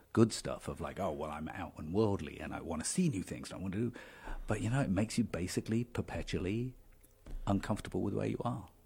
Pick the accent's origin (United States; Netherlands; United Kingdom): United Kingdom; Dover, South East England; moved away; I grew up in Dover